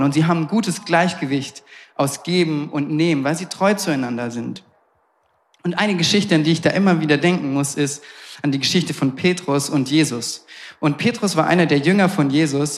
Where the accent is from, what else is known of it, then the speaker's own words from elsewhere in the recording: Southern Germany, Germany; moved away; ich komme aus Süddeutschland und immer wenn ich zu Hause bin bei meinen Eltern